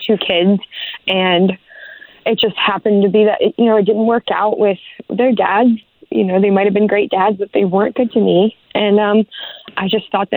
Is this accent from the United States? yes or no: yes; Ocoee, Florida, United States; I was born and raised here. We went to high school together in Ocoee